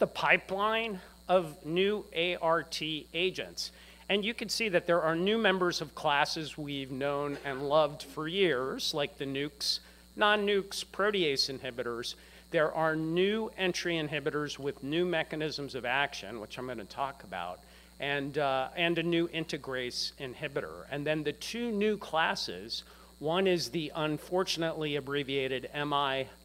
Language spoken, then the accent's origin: English; Bethesda, Maryland, United States; I grew up in Bethesda, Maryland.